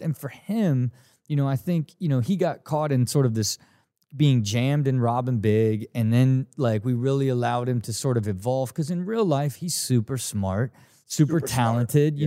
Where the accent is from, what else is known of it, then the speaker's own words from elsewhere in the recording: Dayton, Ohio, United States; I grew up in Ohio